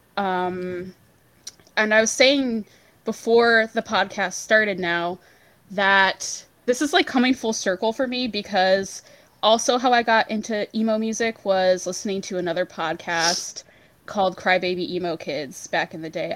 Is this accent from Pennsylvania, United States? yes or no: yes; Pennsylvania, United States; I'm from the Northeast. I'm from Pennsylvania, so I like grew up in the Jersey scene mostly